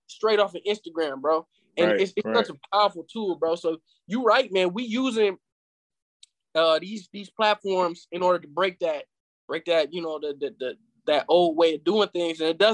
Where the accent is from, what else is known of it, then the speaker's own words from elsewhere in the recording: Flint, Michigan, United States; my hometown, Flint, Michigan